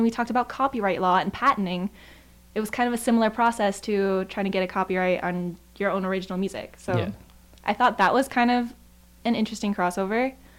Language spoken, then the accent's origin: English; Chicago, Illinois, United States; But if I had a preference, I think Chicago is still my hometown.